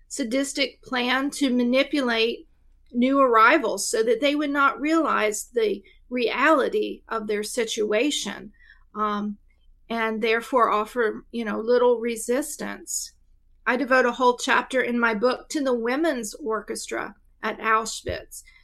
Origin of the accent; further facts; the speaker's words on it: East Tennessee, United States; I am actually from East Tennessee. So, um, yeah, I live right near, uh, where I grew up.